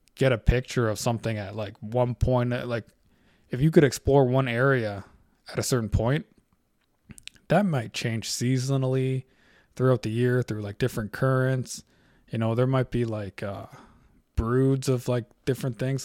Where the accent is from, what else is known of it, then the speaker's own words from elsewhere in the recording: Canada; I'm Canadian. I live in Canada.